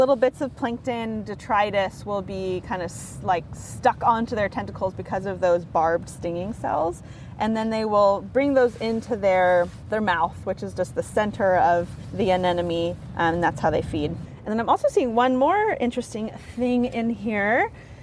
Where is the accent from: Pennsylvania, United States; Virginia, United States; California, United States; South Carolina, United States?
California, United States; Bay Area; I grew up in the Bay Area